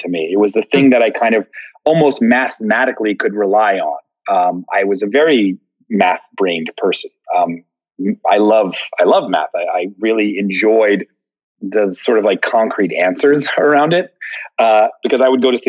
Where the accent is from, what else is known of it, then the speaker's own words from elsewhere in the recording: outside of Philadelphia, Pennsylvania, United States; I grew up outside of Philly